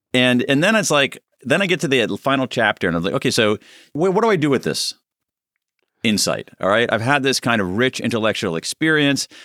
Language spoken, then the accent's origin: English; United States; being an American